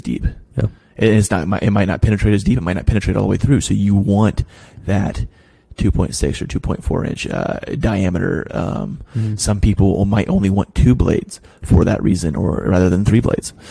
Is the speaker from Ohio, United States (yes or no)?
yes; Ross County, Ohio, United States; moved away; also born or lived in Delaware; Where I'm from in Ohio, it is not flat. I'm I live in I, I live in an area called the Scioto Valley. Like Ross County